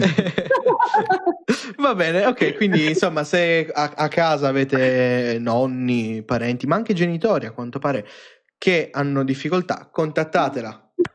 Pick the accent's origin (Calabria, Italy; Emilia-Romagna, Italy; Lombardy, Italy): Lombardy, Italy; Iseo; prima vivevo sul lago di Iseo io. Cioè, io sono nato lì